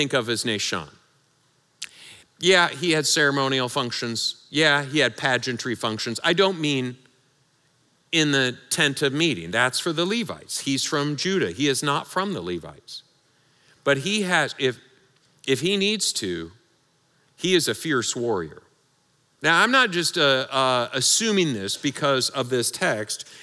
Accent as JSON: {"language": "English", "region": "Michigan", "country": "United States", "said": "I'm from Michigan"}